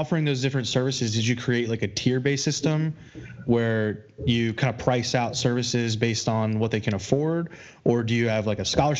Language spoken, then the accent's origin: English; Alexandria, Virginia, United States; now in Winchester, United States; I grew up in Alexandria